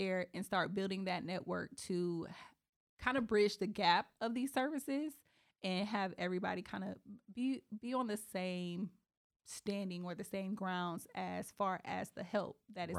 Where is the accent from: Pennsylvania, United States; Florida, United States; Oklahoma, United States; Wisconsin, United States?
Florida, United States; Eatonville; And it's so funny because I grew up in Eatonville.